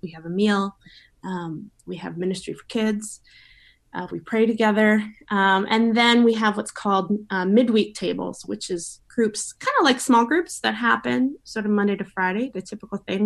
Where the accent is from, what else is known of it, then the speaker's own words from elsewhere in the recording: Victoria, British Columbia, Canada; I grew up here in Victoria, Victoria girl, born and bred.